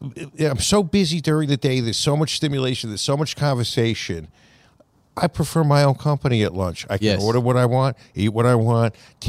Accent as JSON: {"language": "English", "area": "Long Island", "region": "New York", "country": "United States", "tie": "born or raised there", "said": "where I grew up on Long Island"}